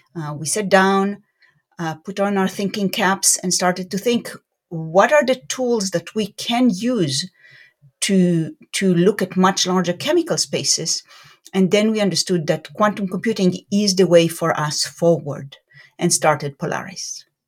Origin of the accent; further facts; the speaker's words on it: Beersheba, Southern District, Israel; moved away as an adult; also born or lived in Jerusalem, Israel; now in Raleigh-Durham, United States; I grew up in Israel, in a city called Beersheba, which is in the south of Israel.